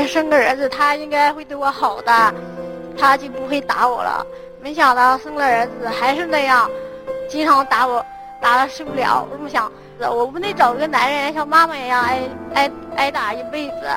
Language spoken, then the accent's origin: Chinese; Laiyang, Shandong, China; also born or lived in Yunnan; 我来自山东雷瑶